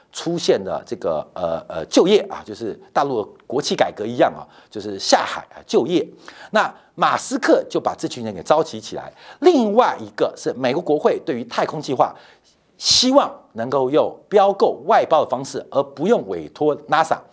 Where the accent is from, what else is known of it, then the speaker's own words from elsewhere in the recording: Taipei, Taiwan; 我从小是在四四南村长大的